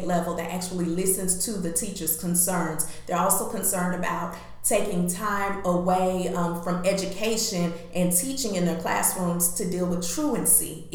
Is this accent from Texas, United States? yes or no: no; Huntsville, Alabama, United States; I'm born and raised in Huntsville, Alabama, so I came up through the District 8 education system myself